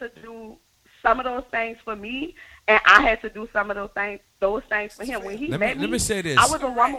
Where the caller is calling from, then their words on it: Algiers, Louisiana, United States; I'm calling from Algiers.